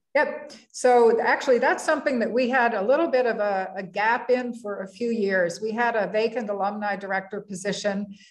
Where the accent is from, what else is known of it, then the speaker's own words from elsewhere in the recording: Middlebury, Vermont, United States; moved away as an adult; now in Iowa, United States; my my original hometown. I'm a Vermonter, and my hometown is in Middlebury